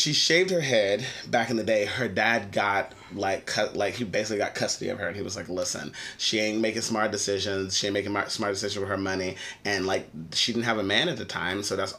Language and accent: English; Texas, United States; We're all from Texas.